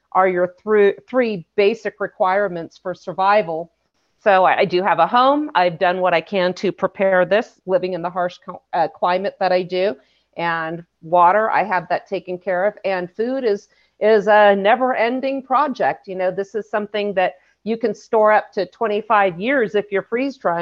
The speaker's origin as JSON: {"language": "English", "region": "California", "country": "United States", "tie": "born or raised there", "said": "I grew up in California"}